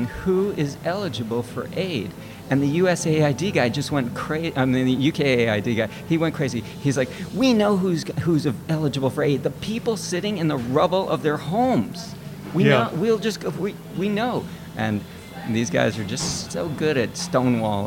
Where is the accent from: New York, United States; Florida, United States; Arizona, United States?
New York, United States; New York City; moved away as an adult; also born or lived in California; now in New York City, United States; I actually was born and raised in New York.